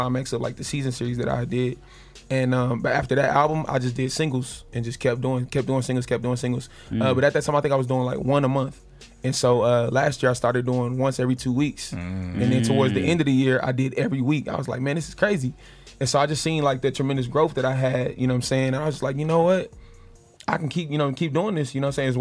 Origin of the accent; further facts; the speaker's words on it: North Carolina, United States; I'm from North Carolina